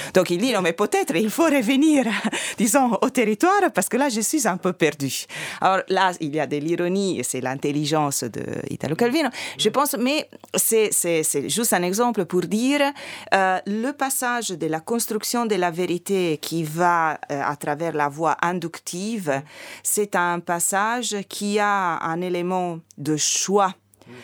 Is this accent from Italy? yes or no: yes; Italy; French is a second language; moved away; je suis italienne